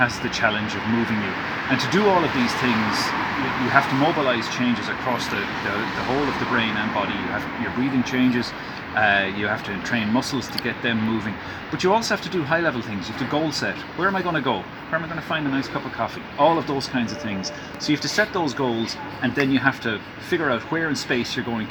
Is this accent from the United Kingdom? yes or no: no; Dublin, Leinster, Ireland; my hometown of Dublin